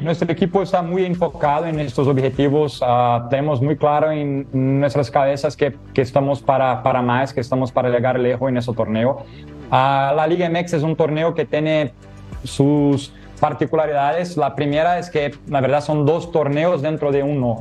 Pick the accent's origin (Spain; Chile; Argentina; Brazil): Brazil; Rio de Janeiro; Spanish is a second language; now in San Luis Potosí, Mexico; yo no soy de Porto Alegre, yo soy de Río de Janeiro, ah, en Brasil.